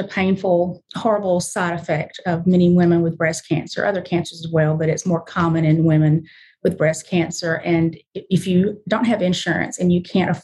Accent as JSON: {"language": "English", "region": "the South", "country": "United States", "tie": "born or raised there", "lives_now": "Memphis, United States", "said": "I was raised way deep in the South"}